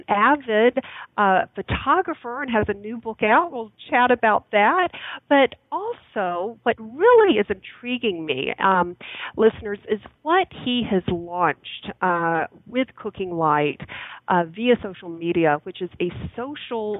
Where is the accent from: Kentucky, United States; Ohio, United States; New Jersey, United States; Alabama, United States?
Alabama, United States; Birmingham; moved away; I grew up in Birmingham, Alabama